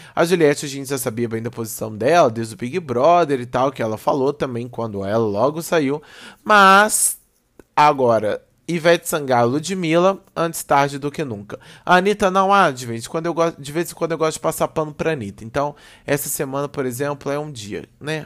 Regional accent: Belo Horizonte, Minas Gerais, Brazil; eu sou de BH

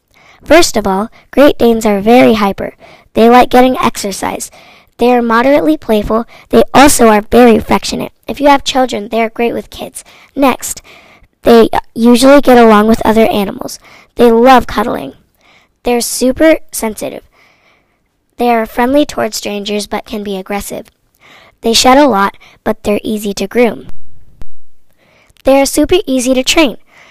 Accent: Michigan, United States; I'm a fifth grader from Michigan

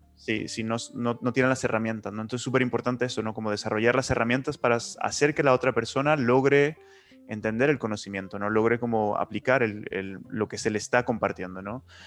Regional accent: Nuevo Laredo, Tamaulipas, Mexico; also born or lived in Chile; now in Barcelona, Spain; Yo soy del norte de México, de la frontera, de la frontera con Estados Unidos, que es una ciudad pequeñita que se llama Nuevo Laredo

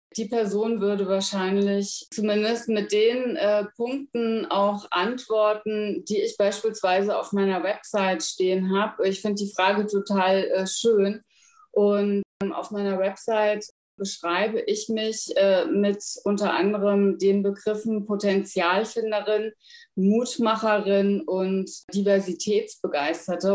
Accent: Frankfurt area, Hesse, Germany; moved away as an adult; now in Berlin, Germany; Ich komme ursprünglich aus Hessen, aus der Frankfurter Ecke.

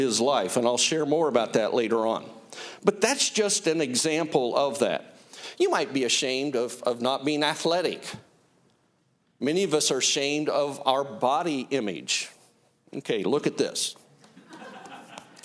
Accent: Greenfield, Indiana, United States; we grew up in Greenfield, a community of about 10,000 people. I grew up beyond there, about 10 miles

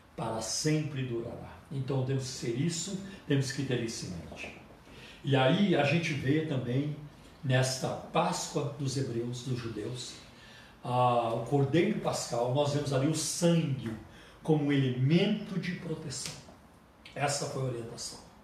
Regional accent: Luminosa, Minas Gerais, Brazil; now in São Paulo, Brazil; lá para o sul de Minas né? lá no lugar, na, numa, numa, num município onde eu nasci, chamado Luminosa

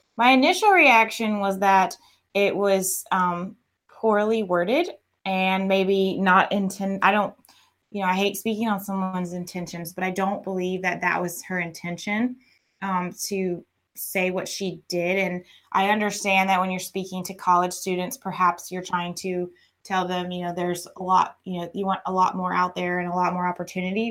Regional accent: Atlanta, Georgia, United States; moved away; I'm from Atlanta and I moved down here

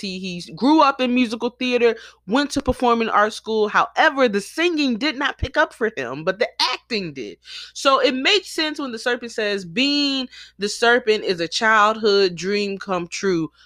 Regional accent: Philadelphia, Pennsylvania, United States; my hometown of Philly

